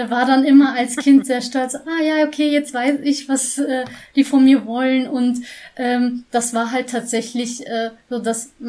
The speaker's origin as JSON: {"language": "German", "town": "Schwelm", "region": "North Rhine-Westphalia", "country": "Germany", "tie": "born there", "said": "ich bin in Schwelm geboren, bin ähm"}